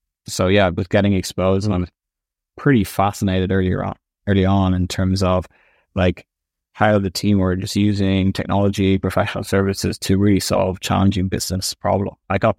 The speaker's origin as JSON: {"language": "English", "town": "Clontarf", "region": "County Dublin", "country": "Ireland", "tie": "born or raised there", "said": "I loved it there. Originally, it was in Griffith Avenue for about 12 years or so, and then we moved to Clontarf. I loved being by the sea."}